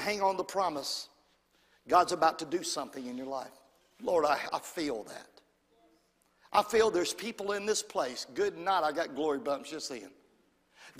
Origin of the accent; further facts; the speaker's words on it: Brompton, United States; I'm from Brompton.